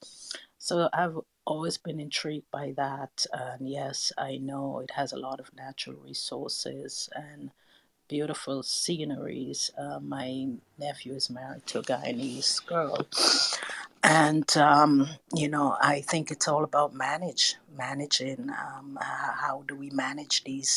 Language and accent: English; St. Vincent & Grenadines; So I'm from St. Vincent